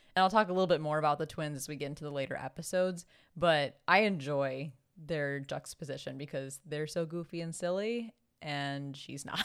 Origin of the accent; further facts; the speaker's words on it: Chicago, Illinois, United States; accent: thick Chicago; I very much have a thick Chicago accent